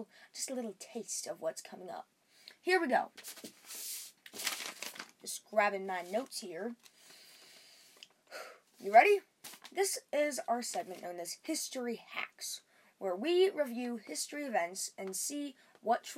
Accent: Wyoming, United States; I was born in Wyoming. I live in a small town.

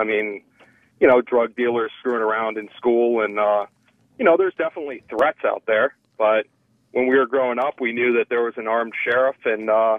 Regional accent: Pinellas County, Florida, United States; I grew up in Pinellas County, Florida

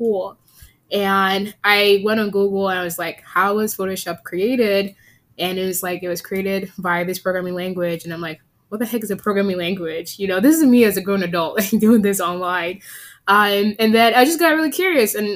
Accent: Virginia, United States; also born or lived in Nigeria / Texas; now in Seattle, United States; I was born in Nigeria, raised in Virginia, and educated in Texas, and currently work in Seattle at Microsoft.

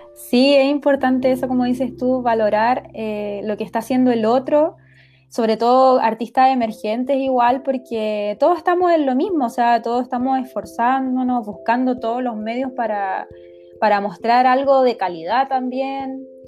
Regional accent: Iquique, Tarapacá, Chile; also born or lived in Pica; yo soy de Iquique, para aclarar, de Iquique

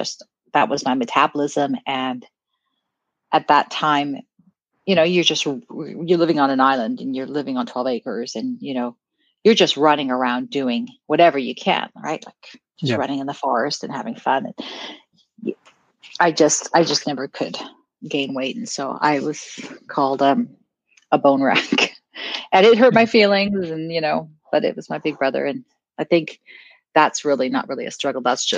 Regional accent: South Africa; back then South Africa was going through the apartheid and you know, you talked about, oh, I'm South African, and people quite didn't understand

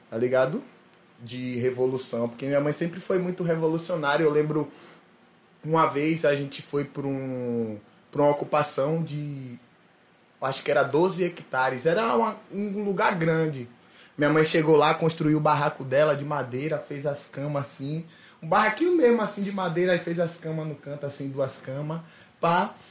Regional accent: Aracaju, Sergipe, Brazil; Então eu fui criado em Aracaju com minha mãe saindo na capa do jornal do MST

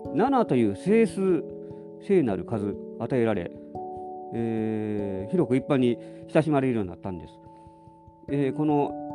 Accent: Nara, Japan; moved away; 実家帰ったからって別になんか逆に落ち着かないところがありますけど、奈良は寒いんですやっぱり

